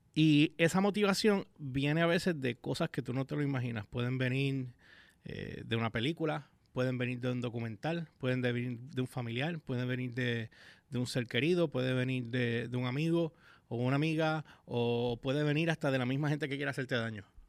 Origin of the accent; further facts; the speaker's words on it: Puerto Rico; no en mi país